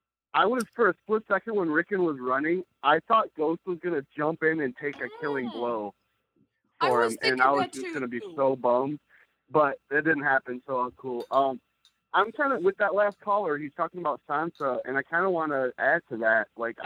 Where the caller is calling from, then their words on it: Michigan, United States; Hey, Phil. … I'm calling from Michigan.